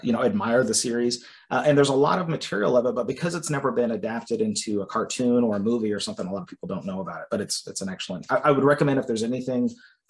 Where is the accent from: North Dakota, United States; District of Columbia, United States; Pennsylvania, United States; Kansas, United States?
Kansas, United States; Wyandotte County; also born or lived in Bonner Springs, Kansas; now in Lee's Summit, United States; I grew up in Wyandotte County, which is kind of a downtown area.